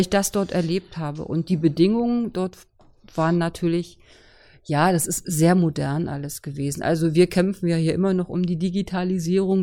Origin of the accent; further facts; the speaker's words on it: Kühlungsborn, Mecklenburg-Vorpommern, Germany; moved away as an adult; also born or lived in Potsdam; Kühlungsborn ist so ein wunderbarer Ort. Da konnte man damals noch geboren werden, als ich geboren wurde. Und es ist meine Heimat, da komme ich her